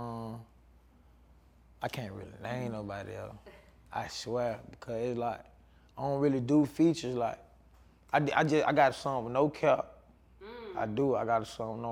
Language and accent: English; Atlanta, Georgia, United States; I'm from Atlanta